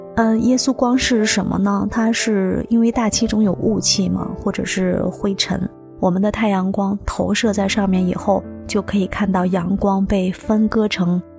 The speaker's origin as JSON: {"language": "Chinese", "region": "Shanxi", "country": "China", "said": "我们的山西"}